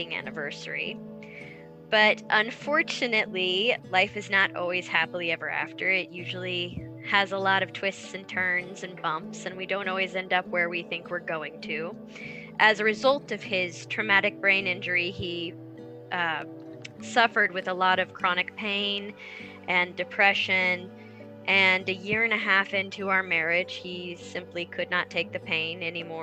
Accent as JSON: {"language": "English", "town": "Salina", "region": "Kansas", "country": "United States", "said": "I come from Salina, Kansas"}